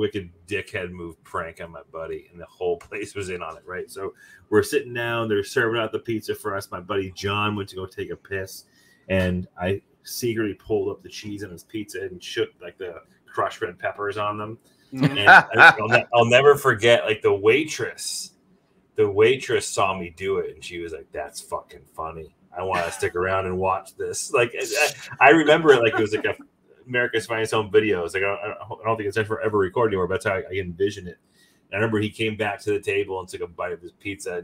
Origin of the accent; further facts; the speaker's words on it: Western Massachusetts, United States; moved away; established in Western Mass in Wilbraham, Massachusetts. Hmm. So like it was very, very prevalent around where I grew up